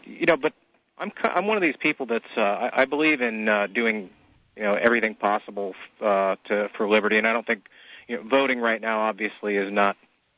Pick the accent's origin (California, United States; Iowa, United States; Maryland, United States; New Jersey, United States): California, United States; Well, I'm from here.